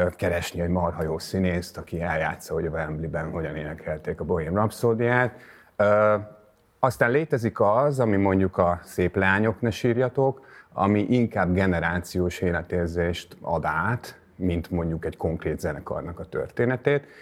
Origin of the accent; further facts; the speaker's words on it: Hungary; now in Budapest, Hungary; én falusi gyerek vagyok